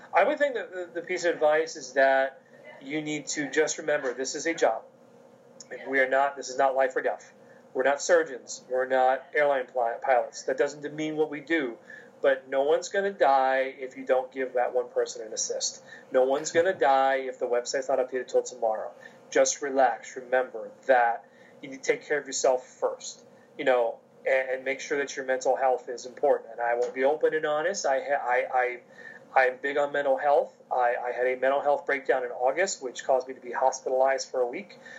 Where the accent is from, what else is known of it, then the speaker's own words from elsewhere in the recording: King of Prussia, Pennsylvania, United States; I'm from King of Prussia